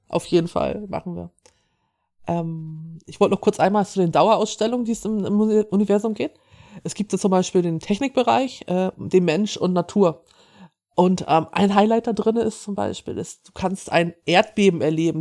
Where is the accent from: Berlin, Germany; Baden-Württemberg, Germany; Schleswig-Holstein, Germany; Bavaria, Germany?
Schleswig-Holstein, Germany; ich bin hier aus Norddeutschland, ich bin aus Schleswig-Holstein.